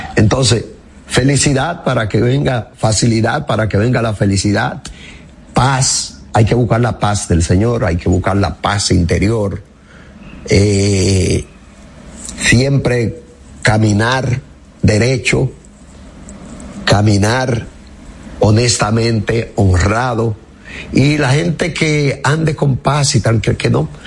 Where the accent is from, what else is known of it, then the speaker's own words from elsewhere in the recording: Higüey, La Altagracia, Dominican Republic; moved away; Yo voy mucho a Higüey. En mi pueblo y es mi pueblo que adoro